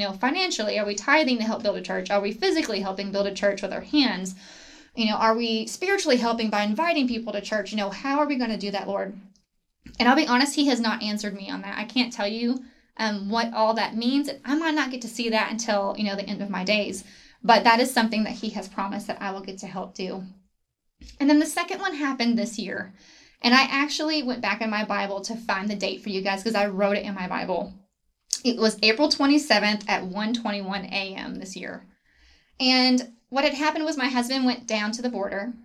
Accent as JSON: {"language": "English", "town": "Grapevine", "region": "Texas", "country": "United States", "tie": "born or raised there", "also_born_or_lived": "Abilene, Texas / Weatherford, Texas", "said": "I grew up in a church called Gateway in near Grapevine"}